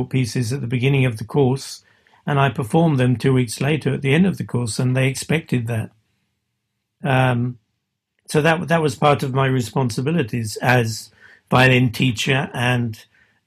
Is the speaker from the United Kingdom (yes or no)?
yes; England, United Kingdom; I'm English